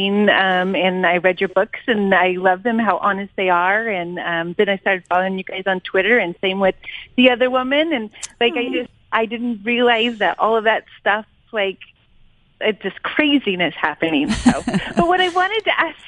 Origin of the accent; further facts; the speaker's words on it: California, United States; now in Oregon, United States; I'm from California